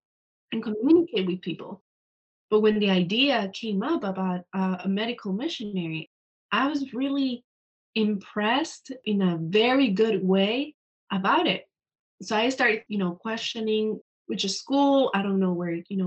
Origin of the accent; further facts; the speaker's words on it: Ecuador; moved away; I'm from Ecuador, so I speak Spanish.